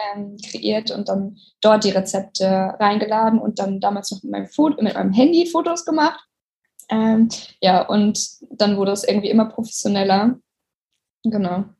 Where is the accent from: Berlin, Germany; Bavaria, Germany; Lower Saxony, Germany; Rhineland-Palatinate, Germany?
Lower Saxony, Germany; Oldenburg; moved away as an adult; now in Hamburg, Germany; Ich komme ja aus Oldenburg eigentlich